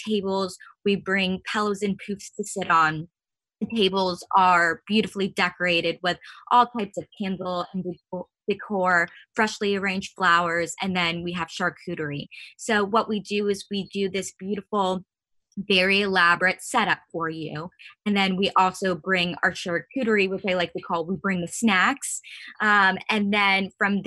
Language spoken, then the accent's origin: English; Northern Virginia, United States; I was born and raised in Northern Virginia.